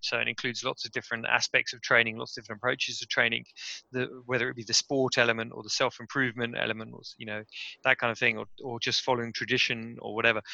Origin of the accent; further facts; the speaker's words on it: West Sussex, South East England, United Kingdom; moved away as an adult; also born or lived in Cambridge / Japan; now in London, United Kingdom; I'm from West Sussex in in England, um, which is kind of the southeast of the country. Very very countryside um, area, very green, very beautiful area, very very kind of quiet area really. Uh, and I grew up there